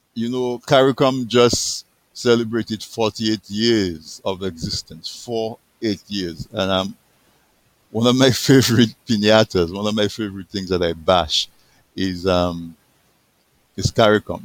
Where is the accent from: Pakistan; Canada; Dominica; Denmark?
Dominica; I was born in Dominica